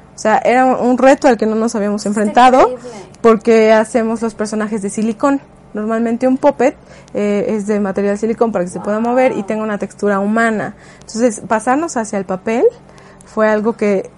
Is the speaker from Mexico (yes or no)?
yes; Mexico; como mexicanos